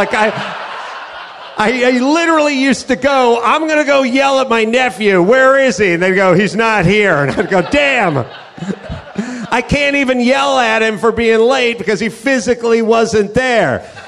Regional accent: California, United States; I'm from California. I can't find one goddamn Rams fan at a sports bar.

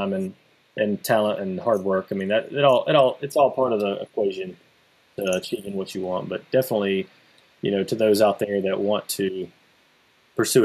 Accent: South Carolina, United States; moved away; I started my own haunted attraction where I grew up in South Carolina.

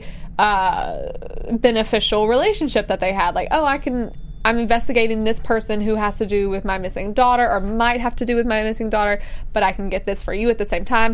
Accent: Alabama, United States; I'm from Alabama

